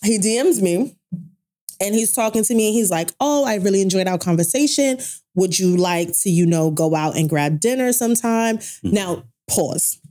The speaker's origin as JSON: {"language": "English", "town": "Brooklyn", "region": "New York", "country": "United States", "tie": "born or raised there", "said": "a girl that grew up in Brooklyn"}